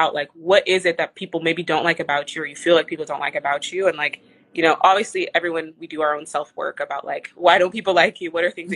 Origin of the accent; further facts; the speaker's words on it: Texas, United States; moved away; I came from my hometown in Texas is like not small